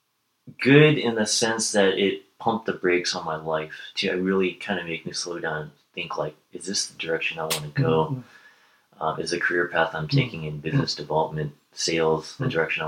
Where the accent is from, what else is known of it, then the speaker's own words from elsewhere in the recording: Bay Area, California, United States; growing up in the Bay Area